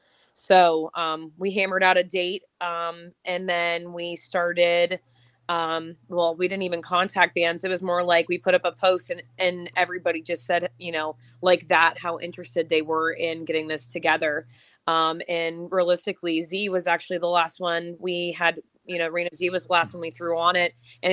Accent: Erie, Pennsylvania, United States; I'm from Erie

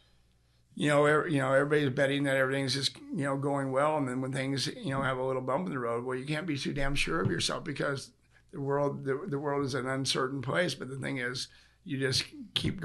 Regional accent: Sacramento, California, United States; moved away; I'm from Sacramento originally

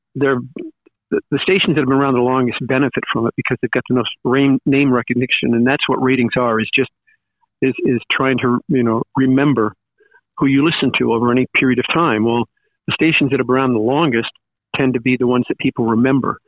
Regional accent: Long Island, New York, United States; moved away as an adult; also born or lived in Cortland, New York / Syracuse, New York; I grew up in Long Island

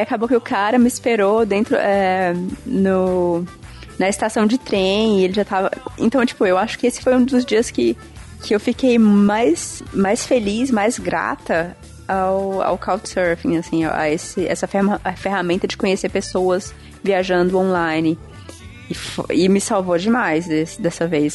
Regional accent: Parnaíba, Piauí, Brazil; moved away; also born or lived in Fortaleza / Marabá; eu nasci em Fortaleza, cresci em Parnaíba, no litoral do Piauí, e fui para Marabá.

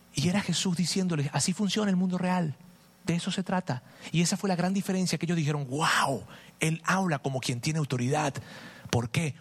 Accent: Venezuela; moved away; mi país, Venezuela. Es, muy difícil lo que está pasando en Venezuela. Tenemos familia allá

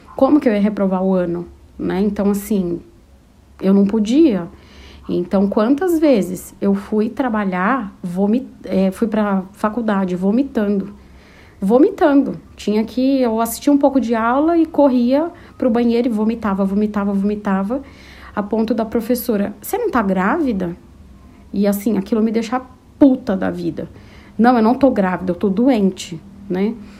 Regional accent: São Paulo, Brazil; also born or lived in Taboão da Serra; Eu sou de São Paulo, capital

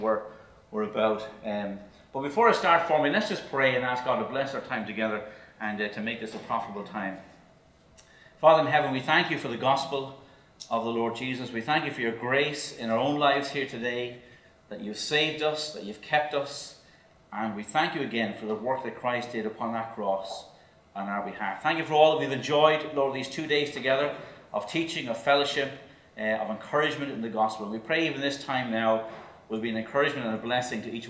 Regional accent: Dublin, Leinster, Ireland; moved away as an adult; also born or lived in Cork; now in Northern Ireland, United Kingdom; I'm from the Republic of Ireland. Lived in Dublin all my life, up to about the age of 28

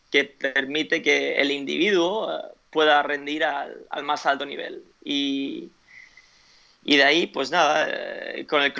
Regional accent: United States; born there; Spanish is a second language; also born or lived in Spain; Bueno, yo en realidad no soy español, soy nacido en Estados Unidos, pero 20 eh, años de mi vida viviendo en España, mis padres viven en España todavía

